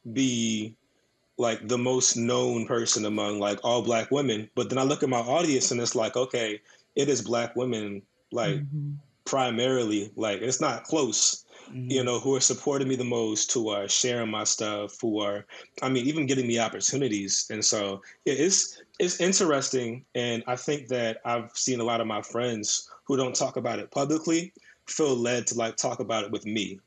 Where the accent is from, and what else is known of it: Woodbridge, Virginia, United States